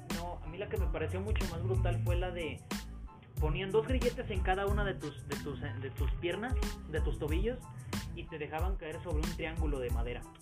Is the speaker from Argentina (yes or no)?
no; Mexico; somos típicos mexicanos, o sea, nuestras familias son muy grandes